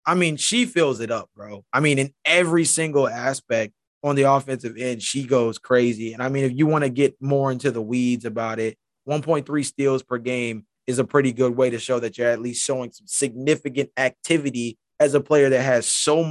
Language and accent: English; Georgia, United States; I was born in Georgia. I was born in Georgia